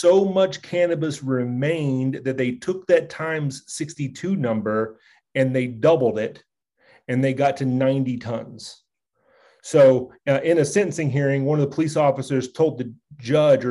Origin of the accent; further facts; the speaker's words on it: central Kentucky, United States; my hometown in central Kentucky